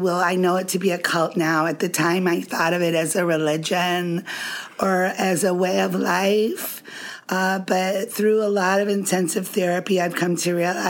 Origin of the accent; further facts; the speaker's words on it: Ann Arbor, Michigan, United States; born there; I was born in Ann Arbor, Michigan.